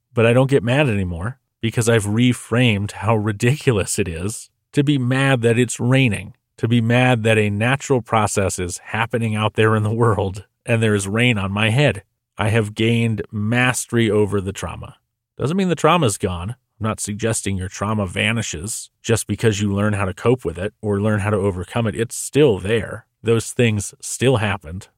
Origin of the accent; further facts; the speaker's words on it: New Hampshire, United States; I grew up in New Hampshire